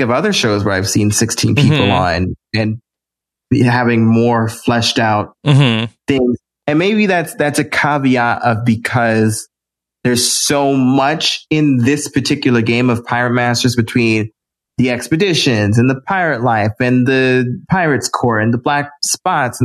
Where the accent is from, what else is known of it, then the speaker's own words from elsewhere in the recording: Tidewater, Virginia, United States; accent: southern; moved away; I grew up in the Tidewater area